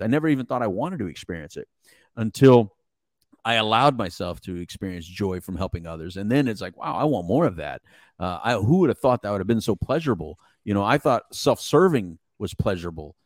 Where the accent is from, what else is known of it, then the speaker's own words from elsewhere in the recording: Mexico; English is a second language; English is my second language. Don't make fun of the Mexican